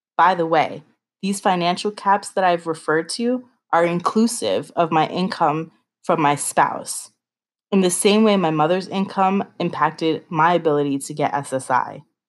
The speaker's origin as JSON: {"language": "English", "country": "United States", "said": "I am proud to be an American"}